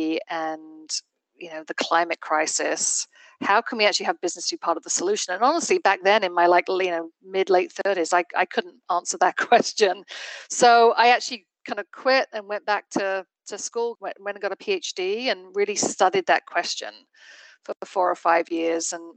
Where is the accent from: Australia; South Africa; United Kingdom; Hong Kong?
United Kingdom; England; moved away as an adult; also born or lived in London / Barcelona, Spain; now in New Hampshire, United States; I did not grow up in the United States. I grew up in England